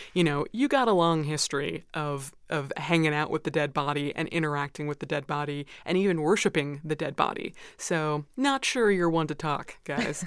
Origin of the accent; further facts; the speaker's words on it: United States; as an American